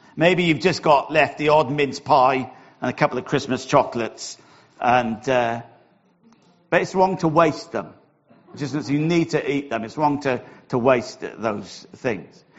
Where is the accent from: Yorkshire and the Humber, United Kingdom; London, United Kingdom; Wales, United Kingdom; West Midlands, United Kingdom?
Wales, United Kingdom; accent: Welsh; my Welsh accent